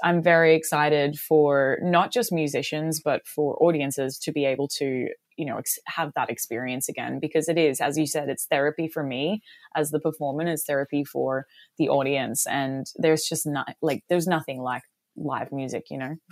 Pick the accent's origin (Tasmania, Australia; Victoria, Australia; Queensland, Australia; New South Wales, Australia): Queensland, Australia; Mooloolah; moved away as an adult; also born or lived in Chicago, United States / Boston, United States; now in Los Angeles, United States; I grew up in a small town called Mooloolah